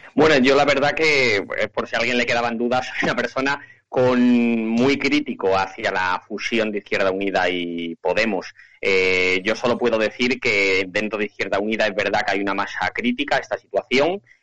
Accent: Candelario, Castile and León, Spain; concejal en, mi pueblo, en Candelario

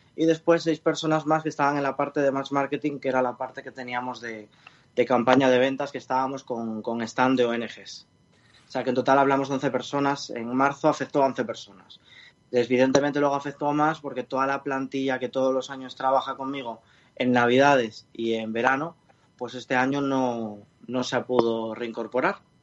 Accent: Spain; de donde yo soy, de La Viana

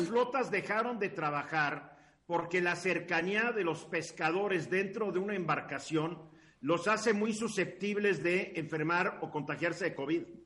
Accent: Mexico

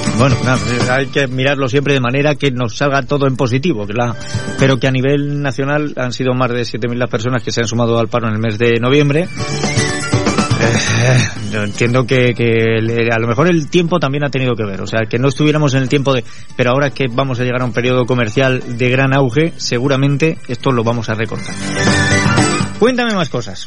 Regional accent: Spain; somos españoles

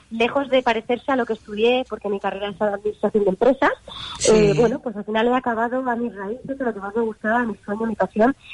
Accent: London, United Kingdom; born there; Mi abuela, eh, yo que nací en Londres, eh, me puso de repente a grabar porque me escuchó cantando antes de incluso saber casi hablar.

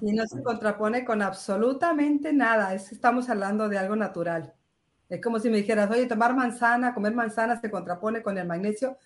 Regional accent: Mexico; now in Spain; Yo soy mexicana

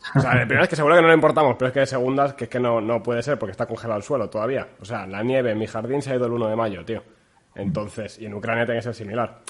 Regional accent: Castile, Spain; yo soy castellano

